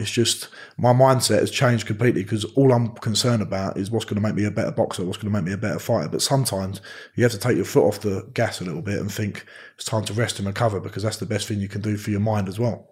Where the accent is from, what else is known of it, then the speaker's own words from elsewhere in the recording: Romford, London, United Kingdom; I'm from Romford.